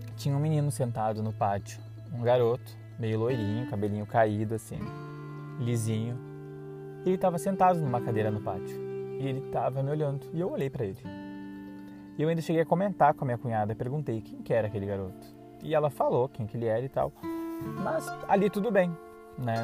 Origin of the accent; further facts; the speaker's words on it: Dom Pedrito, Rio Grande do Sul, Brazil; moved away; also born or lived in Serra Gaúcha / Caxias do Sul; Eu sou da cidade de Dom Pedrito, lá da fronteira, uma cidadezinha pacata, 52 mil habitantes. E eu vim para a Serra Gaúcha, né, em 2004.